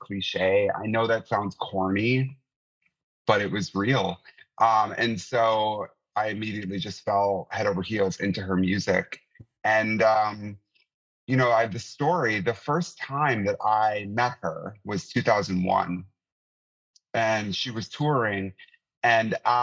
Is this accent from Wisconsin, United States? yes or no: yes; Wisconsin, United States; I grew up in Wisconsin in the 80s and 90s